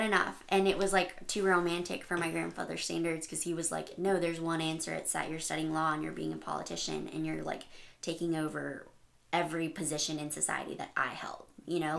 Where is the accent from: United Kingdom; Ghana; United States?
United States; El Paso, Texas; I grew up in El Paso right next to the border of Juarez